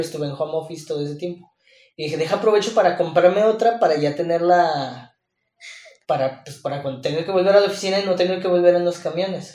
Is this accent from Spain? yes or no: no; Mexico; como buen mexicano